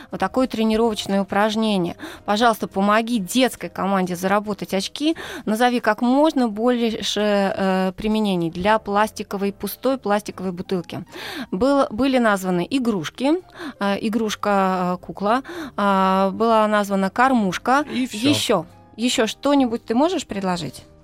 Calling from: Labytnangi, Yamalo-Nenets Autonomous Okrug, Russia; Восемь, из Лабытнанок.

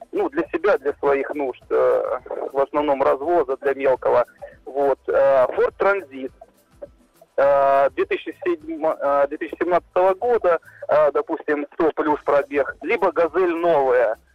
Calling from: Belgorod, Belgorod Oblast, Russia; я из Белгорода.

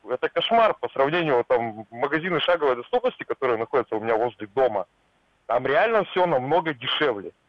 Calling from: Yekaterinburg, Sverdlovsk Oblast, Russia; Я из Екатеринбурга.

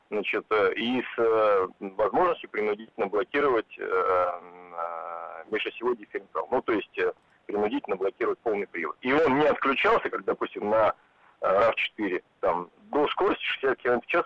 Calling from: Moscow, Russia; А, я из Москвы

